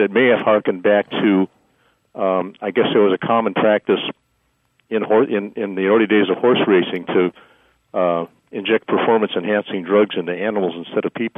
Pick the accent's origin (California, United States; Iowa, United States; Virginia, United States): California, United States; Los Angeles; now in Irvine, United States; I grew up in L.A. in the 60s